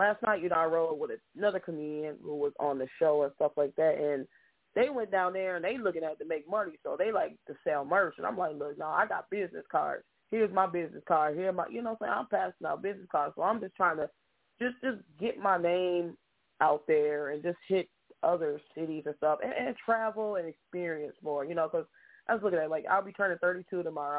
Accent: Grand Rapids, Michigan, United States; just born and raised in Grand Rapids.

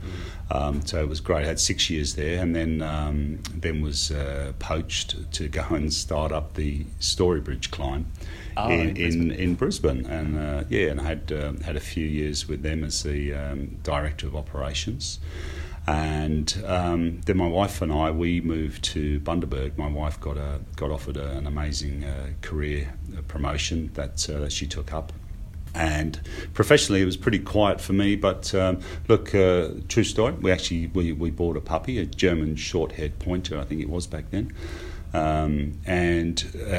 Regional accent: United Kingdom; moved away as an adult; also born or lived in Sydney, Australia; now in Australia; I grew up in the UK

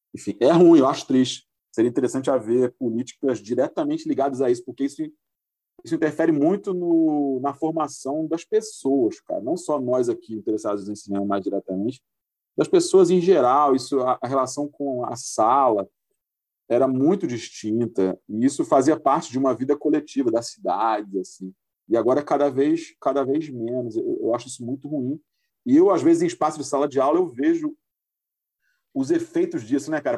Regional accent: Espírito Santo, Brazil; also born or lived in Rio de Janeiro; eu não estou no Rio, agora estou em Vitória, porque eu sou capixaba

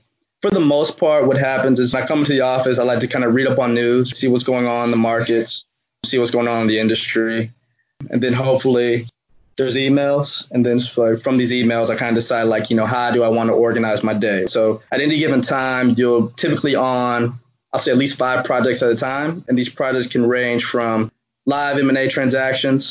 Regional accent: Houston, Texas, United States; moved away as an adult; now in New York, United States; I'm from Houston, so I never thought I'd be going to New York

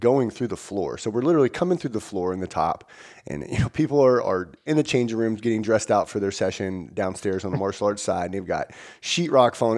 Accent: Virginia, United States; now in Washington, United States; I'm from Virginia originally, live in Washington now

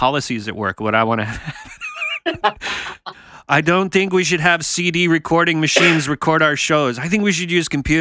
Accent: Canada; I'm from Canada

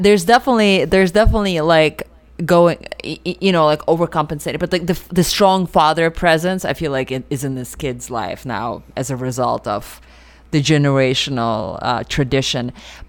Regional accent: Russia; moved away; I grew up in Russia.

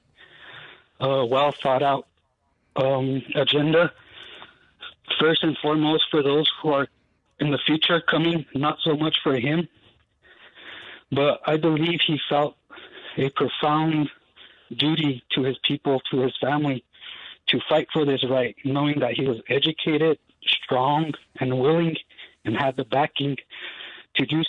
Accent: Isleta Pueblo, New Mexico, United States; I'm from Isleta Pueblo

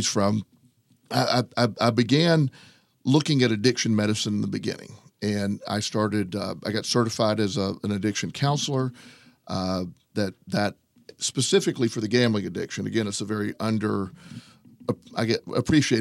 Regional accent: Plant City, Florida, United States; I grew up in Florida, a little town called Plant City. It's just a little bit east of Tampa.

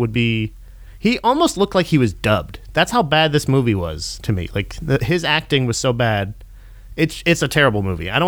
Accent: Florida, United States; I'm from Florida

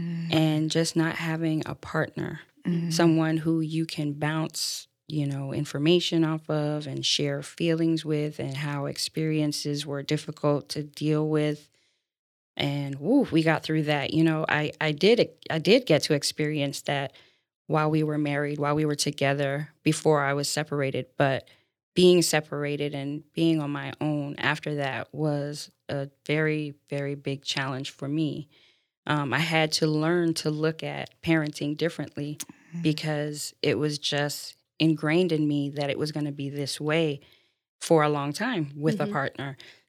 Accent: Florida, United States; also born or lived in Baltimore, Maryland, United States; I'm originally from Baltimore, Maryland, and moved to Florida. Yes, my parents moved to Florida running from the cold. They came when I was three, so I'm pretty much a native now. Grew up here with my three brothers

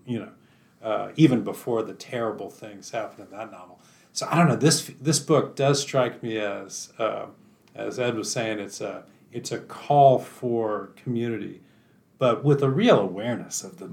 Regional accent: Texas, United States; I'm a Texan too

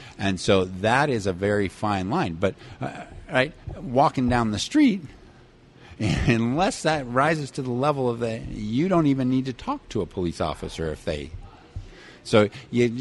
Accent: Salt Lake City, Utah, United States; my experience growing up in Salt Lake City

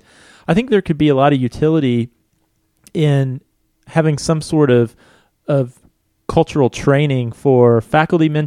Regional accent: United States; as an American English-speaking citizen

